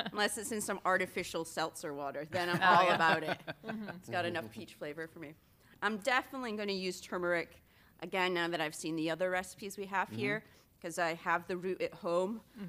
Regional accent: Scotland, United Kingdom; I'm not used to fresh fruits and vegetables. I'm from Scotland.

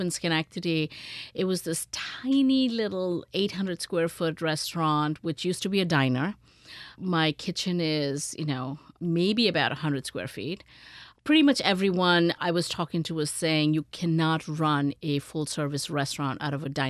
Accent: India; moved away; I grew up in India

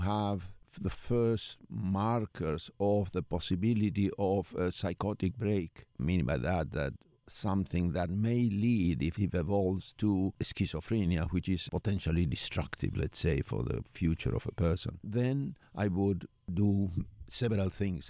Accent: Buenos Aires, Argentina; moved away as an adult; now in United States; I was born in Buenos Aires, Argentina, where I did all my training and as a psychiatrist and as a psychoanalyst and as a family therapist in part

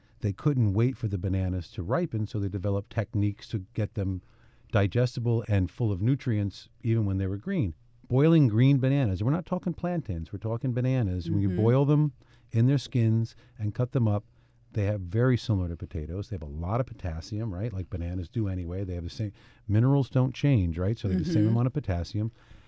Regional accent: New Haven, Connecticut, United States; I grew up in New Haven, which is a pretty good melting pot city.

